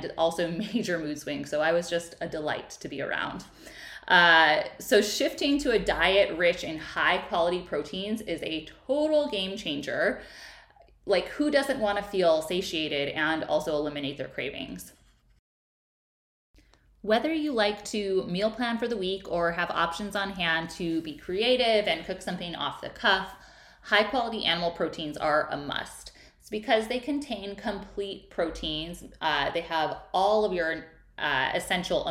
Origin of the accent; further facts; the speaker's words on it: Midwest, United States; I grew up in the Midwest where you just ate your meat and potatoes.